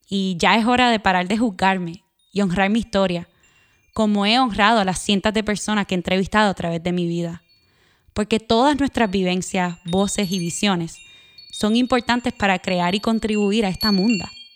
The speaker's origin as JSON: {"language": "Spanish", "country": "Puerto Rico", "tie": "born or raised there", "also_born_or_lived": "Northeastern United States", "moved": "as an adult", "said": "Nací y me crié en Puerto Rico, Viví en el noreste de los Estados Unidos por nueve años y regresé en el 2018."}